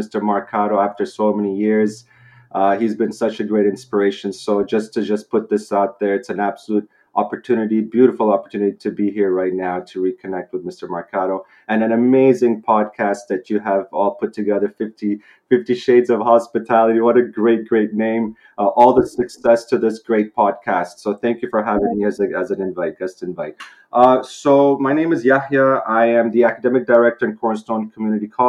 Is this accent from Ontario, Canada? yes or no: no; Vancouver, British Columbia, Canada; moved away as an adult; Growing up here, I'm in Canada, Vancouver, British Columbia. I grew up here. My education in high school was here